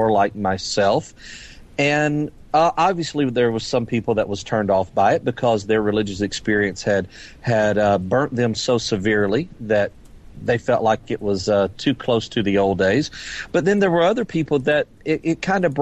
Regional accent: Lake Charles, Louisiana, United States; my hometown in Lake Charles, Louisiana

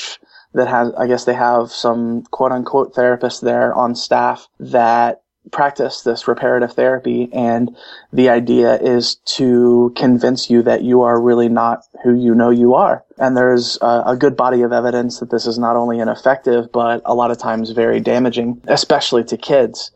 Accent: Cincinnati, Ohio, United States; here in my hometown in Cincinnati

